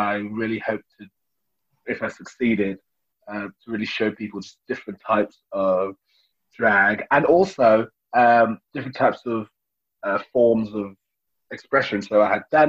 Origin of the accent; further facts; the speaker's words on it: Birmingham, West Midlands, United Kingdom; being a Brummie, also being the only black Brummie with a residency